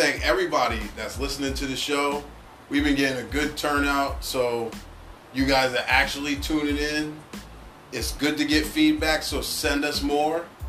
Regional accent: East Coast, United States; moved away; I'm from the East Coast

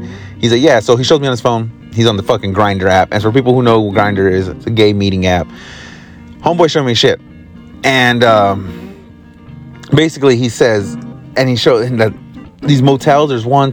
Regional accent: California, United States; also born or lived in Arkansas; I'm from California

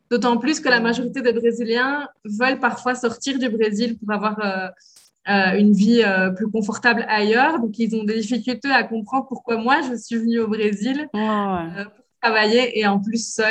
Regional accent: Belgium; now in Brazil; je dis que je suis belge

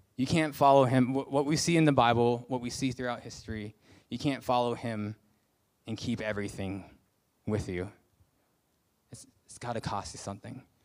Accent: United States; moved away; I'm a Christian, I'm from America

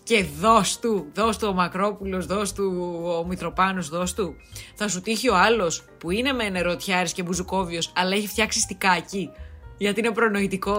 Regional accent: Drama, Eastern Macedonia and Thrace, Greece; now in Athens, Greece; Σήμερα ηχογραφώ από δράμα. Έχω έρθει στο πατρικό μου

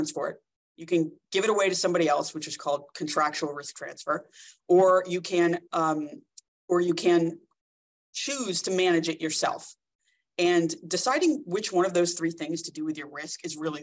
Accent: New Jersey, United States; moved away as an adult; now in Orange County, United States; born and raised in New Jersey

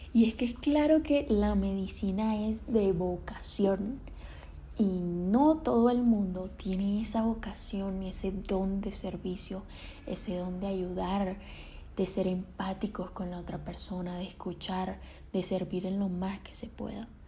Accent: Colombia; soy colombiana

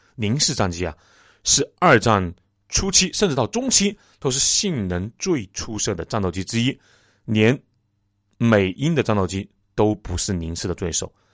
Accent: China; 我们中国人

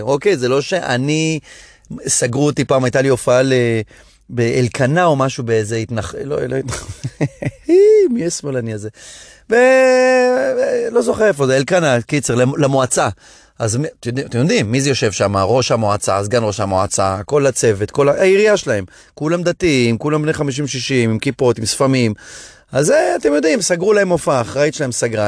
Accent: Hadera, Haifa District, Israel; חדרה, שגדלתי בה

